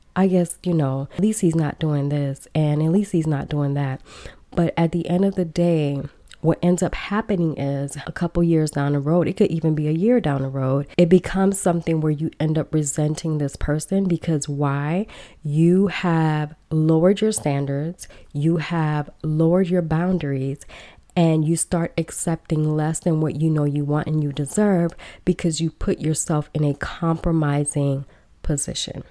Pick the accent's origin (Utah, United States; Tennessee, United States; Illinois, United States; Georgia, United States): Illinois, United States; Chicago; born or raised there; first language Belizean Creole; also born or lived in Belize / Los Angeles, California